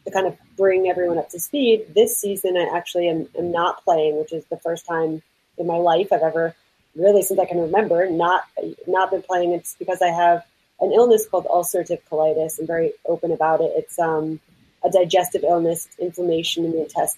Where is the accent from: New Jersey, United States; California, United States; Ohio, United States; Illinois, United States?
New Jersey, United States; I'm from North Jersey originally